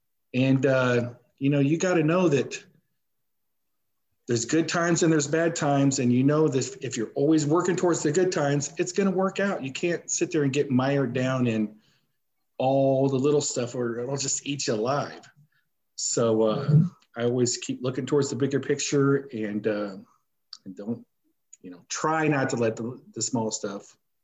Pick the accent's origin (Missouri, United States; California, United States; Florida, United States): Missouri, United States; Because I'm more of, you know, I'm from Missouri, you got to show me.